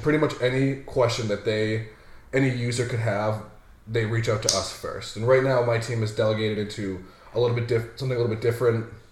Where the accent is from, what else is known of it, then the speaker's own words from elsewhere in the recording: Haverhill, Massachusetts, United States; born and raised in Haverhill, Massachusetts.